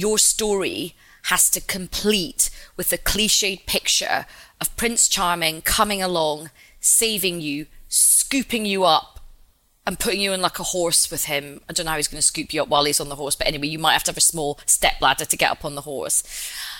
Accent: Glasgow, Scotland, United Kingdom; I'm like Indian and Glaswegian.

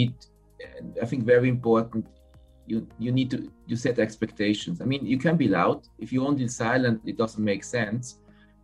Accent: Switzerland; accent: Swiss; English is a second language; moved away as an adult; also born or lived in China; my English, my Swiss accent comes back quite heavy

